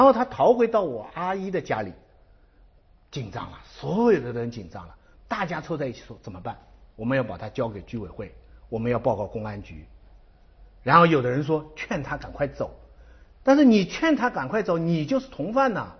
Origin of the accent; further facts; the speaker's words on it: China; 我们中国人